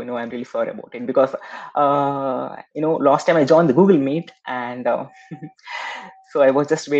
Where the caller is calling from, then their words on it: India; I'm calling from India.